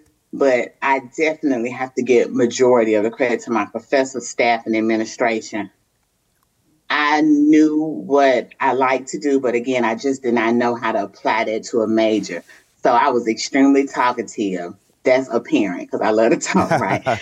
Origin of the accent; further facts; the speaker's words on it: Chicago, Illinois, United States; moved away; also born or lived in Mississippi; I grew up in Chicago